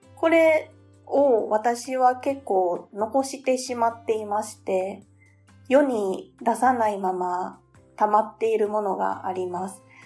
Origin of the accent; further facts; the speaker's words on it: Kyoto, Japan; 私は、えっと、出身は京都府なんですよ